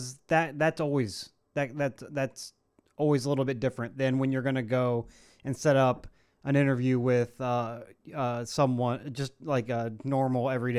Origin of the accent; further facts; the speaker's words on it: Ohio, United States; I'm from Ohio